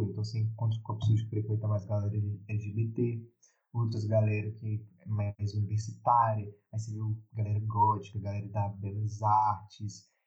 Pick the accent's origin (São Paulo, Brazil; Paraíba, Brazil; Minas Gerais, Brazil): Minas Gerais, Brazil; Belo Horizonte; eu e a Duda, a gente é de Belo Horizonte